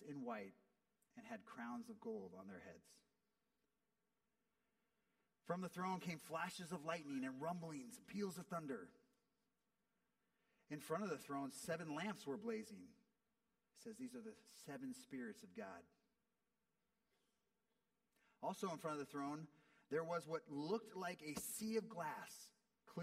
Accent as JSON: {"language": "English", "country": "United States", "said": "as an American"}